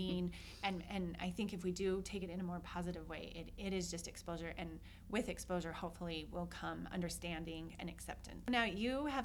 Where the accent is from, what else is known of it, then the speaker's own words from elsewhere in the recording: Salt Lake City, Utah, United States; I'm from Salt Lake